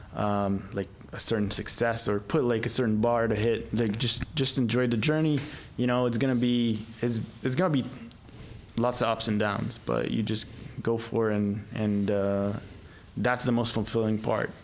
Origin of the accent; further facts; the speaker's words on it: Egypt; moved away; I grew up in Egypt